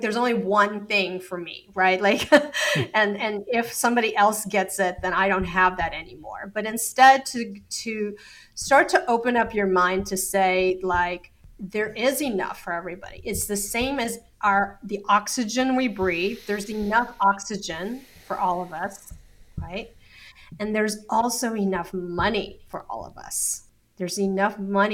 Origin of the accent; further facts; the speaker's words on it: Texas, United States; I grew up in Texas